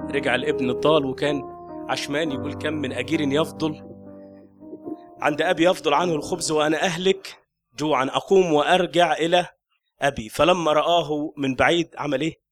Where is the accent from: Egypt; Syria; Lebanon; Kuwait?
Egypt; Upper Egypt; عندنا في الصعيد